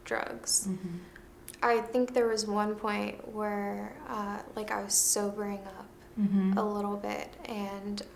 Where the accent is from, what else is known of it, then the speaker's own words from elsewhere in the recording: Maryland, United States; moved away as an adult; now in California, United States; I moved to California from my hometown, Maryland